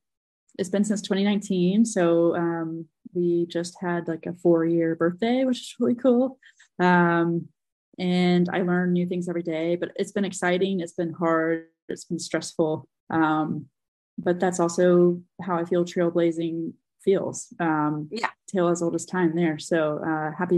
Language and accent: English; North Carolina, United States; I grew up a Carolina Tar Heel fan in North Carolina